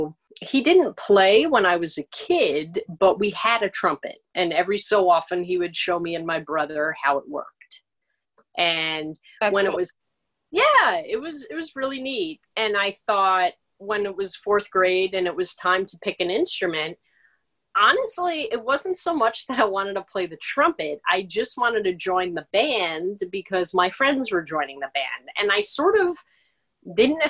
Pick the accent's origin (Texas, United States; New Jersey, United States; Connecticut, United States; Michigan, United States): New Jersey, United States; Paramus; also born or lived in Honolulu, Hawaii; I am originally from Paramus, New Jersey